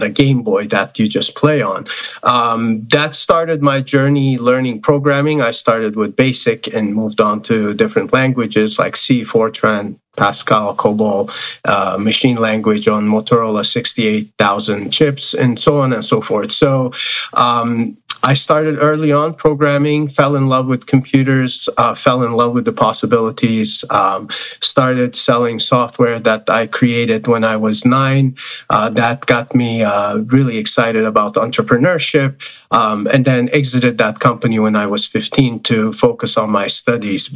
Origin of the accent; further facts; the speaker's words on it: Turkey; I was born in Turkey